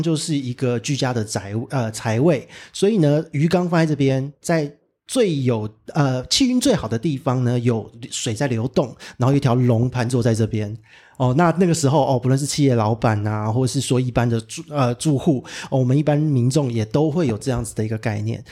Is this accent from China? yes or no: no; Taipei, Taiwan; 因为我是台北人，就完全没有感受到那么强烈的地震